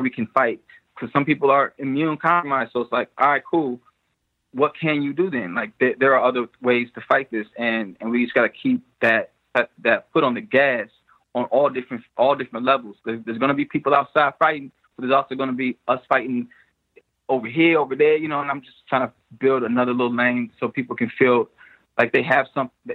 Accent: Chicago, Illinois, United States; I'm from Chicago

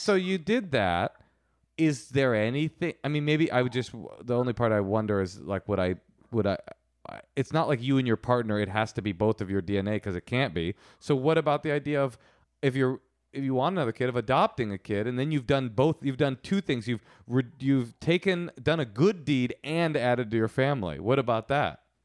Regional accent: United States; We are American

